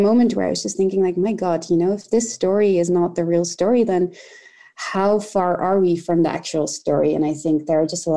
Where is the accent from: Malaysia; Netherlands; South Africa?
Netherlands; The Hague, South Holland; I grew up in The Hague